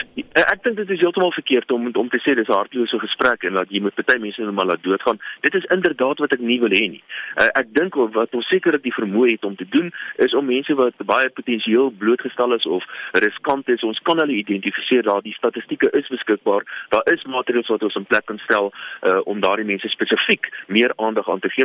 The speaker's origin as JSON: {"language": "Afrikaans", "country": "South Africa", "said": "Ons as Suid-Afrikaners"}